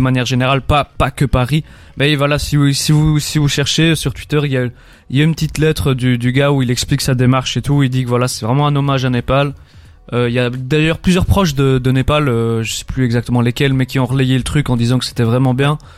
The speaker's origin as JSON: {"language": "French", "country": "Belgium", "said": "on est belge."}